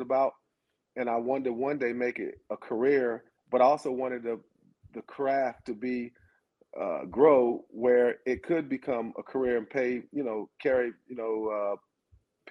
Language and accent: English; Athens, Georgia, United States; I was from this area. I'm from Athens